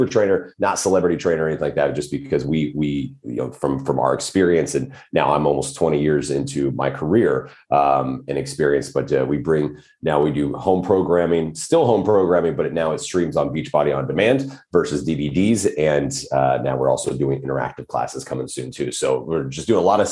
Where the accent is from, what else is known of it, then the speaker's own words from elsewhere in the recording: Odessa, Texas, United States; moved away as an adult; also born or lived in California / Lubbock, Texas / Washington State; now in Los Angeles, United States; I did grow up mostly in West Texas, just outside of a small town, just outside of Odessa